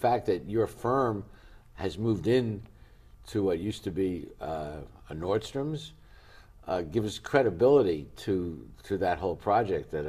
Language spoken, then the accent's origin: English; New York City, New York, United States; well, I come from New York. I think you do also.